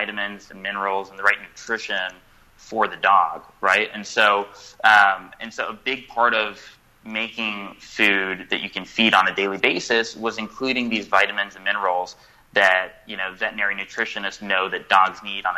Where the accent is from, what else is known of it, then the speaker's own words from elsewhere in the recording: California, United States; I'm from California